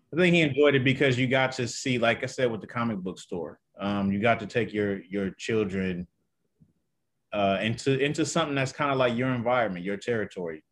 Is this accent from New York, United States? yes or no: no; Detroit, Michigan, United States; I'm actually from, uh, Detroit, Detroit, Michigan.